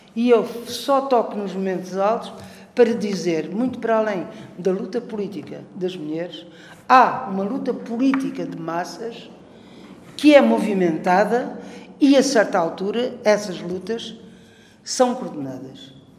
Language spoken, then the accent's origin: Portuguese; Portimão, Algarve, Portugal; eu sou Algarve de Portimão